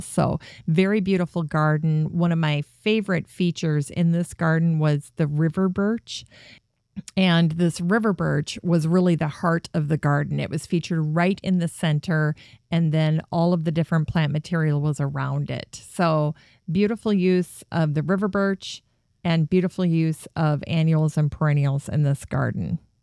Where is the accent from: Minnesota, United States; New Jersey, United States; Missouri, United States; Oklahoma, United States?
Minnesota, United States; Minneapolis; born or raised there